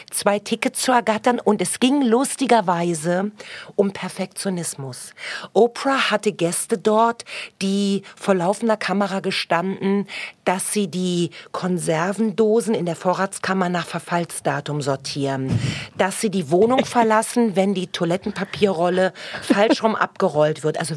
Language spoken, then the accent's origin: German; East Berlin, Berlin, Germany; Und früher, ich bin ja aus Ostberlin, das hieß Waschhaus.